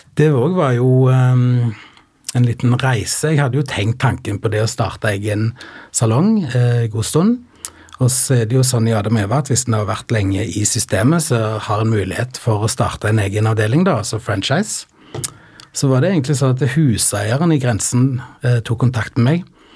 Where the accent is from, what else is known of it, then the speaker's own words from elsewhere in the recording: Sand, Rogaland, Norway; moved away as an adult; also born or lived in Stavanger; now in Oslo, Norway; Jeg kommer ifra Rogaland, en liten plass som heter Sand, som ligger langt inne i bygda. Og der bodde jeg fram til jeg var 15.